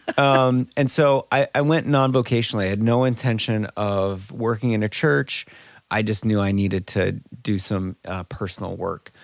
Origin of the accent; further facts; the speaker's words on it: Minnesota, United States; moved away as an adult; also born or lived in Indianapolis; I grew up in Minnesota